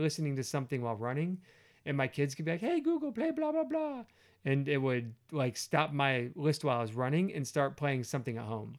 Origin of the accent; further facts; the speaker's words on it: United States; I'm an American